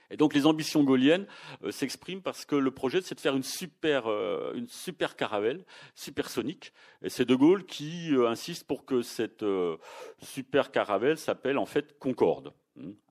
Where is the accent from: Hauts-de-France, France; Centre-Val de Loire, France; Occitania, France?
Occitania, France; Toulouse; même si on est toulousain, il faut reconnaître que c'est le Tupolev 144 à chaque fois qui a été le premier.